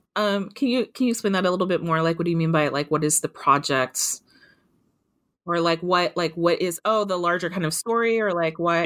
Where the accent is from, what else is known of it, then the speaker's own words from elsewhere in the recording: Kentucky, United States; I grew up in Kentucky. I grew up in a kind of a rural part of Kentucky